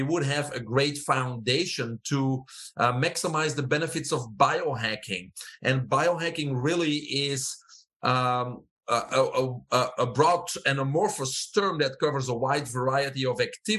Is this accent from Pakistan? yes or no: no; Belgium; moved away as an adult; also born or lived in Fort Lauderdale, Florida; now in United States; I have an accent. I'm originally from Belgium